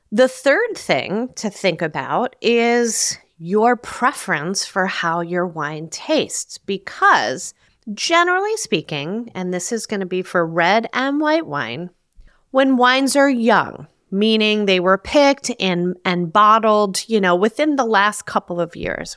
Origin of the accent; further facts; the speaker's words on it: New Jersey, United States; growing up in New Jersey